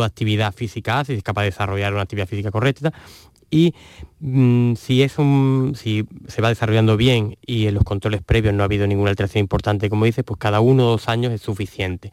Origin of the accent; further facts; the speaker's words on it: Andalusia, Spain; en Andalucía somos unos privilegiados